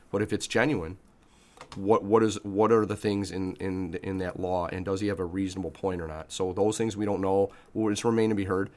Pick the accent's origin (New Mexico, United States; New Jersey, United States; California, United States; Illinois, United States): Illinois, United States; Chicago; I'm an Irish kid from the South Side whose father was an, was an immigrant